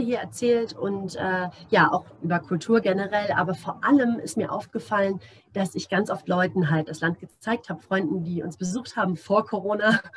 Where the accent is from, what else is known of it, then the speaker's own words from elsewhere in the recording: Germany; now in Namibia; für mich als äh, Deutsche